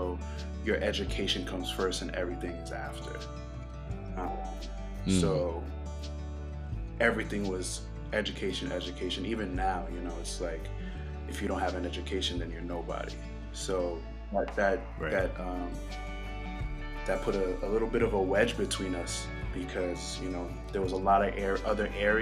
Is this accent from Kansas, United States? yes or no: no; Boston, Massachusetts, United States; also born or lived in New York City; now in Georgia, United States; I was born in New York City and raised in Boston.